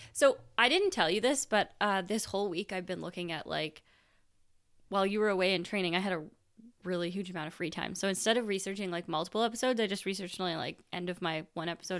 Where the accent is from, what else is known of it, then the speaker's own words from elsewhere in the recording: Canada; I grew up in Canada